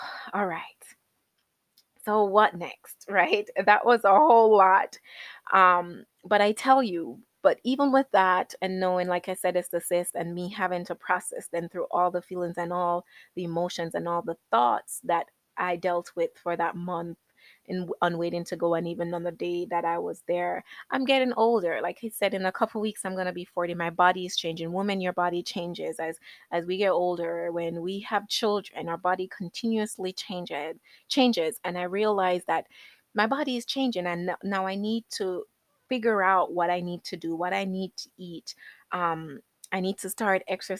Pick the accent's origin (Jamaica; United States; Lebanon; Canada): Jamaica; I was born in Jamaica.